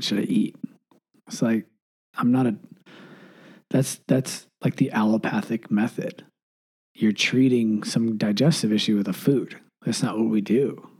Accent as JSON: {"language": "English", "region": "Michigan", "country": "United States", "tie": "born or raised there"}